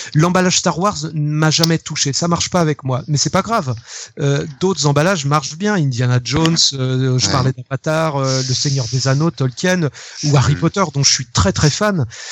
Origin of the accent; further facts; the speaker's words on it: Rennes, Brittany, France; j'ai grandi à Rennes